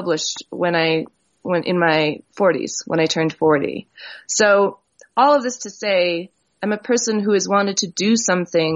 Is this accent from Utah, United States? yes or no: no; New Mexico, United States; They went almost immediately to New Mexico, where we are told by the other two Indian families that were in the state that we were the third Indian family to move into the state